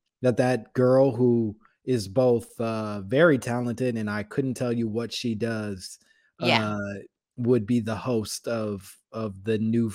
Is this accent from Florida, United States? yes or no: no; Oak Park, Illinois, United States; I'm from Chicago. So Oak Park, Illinois. So right outside of Chicago.